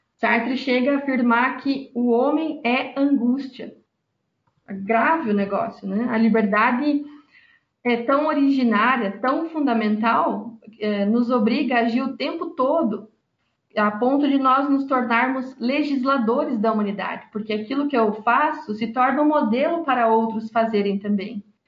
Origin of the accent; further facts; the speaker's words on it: Brazil; minha realidade como brasileira, pobre, trabalhadora